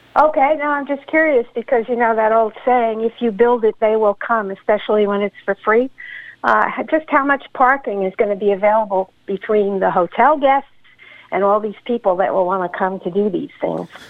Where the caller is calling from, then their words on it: Warwick, New York, United States; I'm calling from Warwick